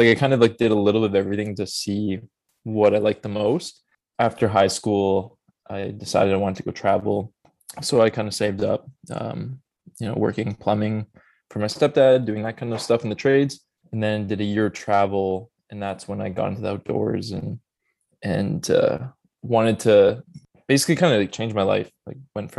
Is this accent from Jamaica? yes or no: no; Edmonton, Alberta, Canada; Born and raised in Edmonton, Alberta